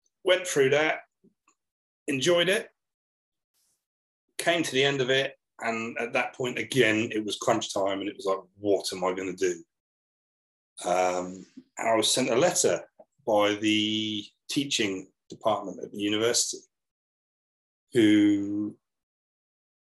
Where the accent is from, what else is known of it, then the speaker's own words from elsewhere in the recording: Portsmouth, South East England, United Kingdom; I come from Portsmouth on the south coast of the UK. My dad was, when I was growing up, my dad was an electrician